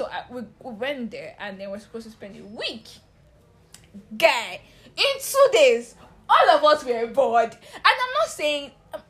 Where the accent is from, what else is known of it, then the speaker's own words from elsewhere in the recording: Ondo, Nigeria; I'm from Ondo State as well.